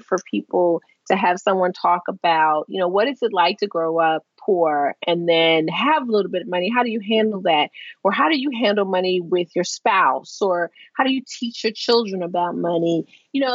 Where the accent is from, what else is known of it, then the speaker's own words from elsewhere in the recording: Baltimore, Maryland, United States; I worked for a paper in Baltimore, the Baltimore Evening Sun, my hometown paper